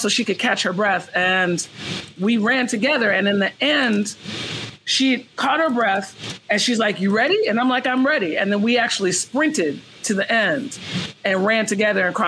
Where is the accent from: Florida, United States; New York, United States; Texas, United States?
New York, United States; New York City; moved away as an adult; also born or lived in San Francisco Bay Area, California; I'm originally from Brooklyn, New York. I'm in Brooklyn right now. I would say I grew up in Brooklyn.